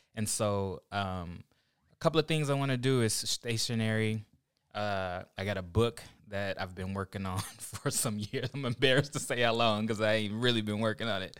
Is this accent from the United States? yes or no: yes; Oklahoma, United States; also born or lived in Ohio; now in California, United States; I'm from Oklahoma originally